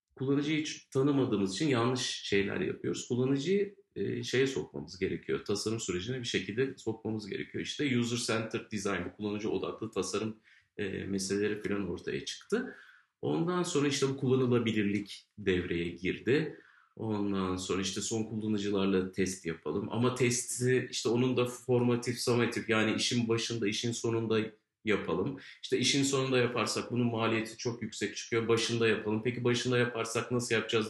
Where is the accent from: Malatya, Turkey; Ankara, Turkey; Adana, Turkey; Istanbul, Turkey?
Ankara, Turkey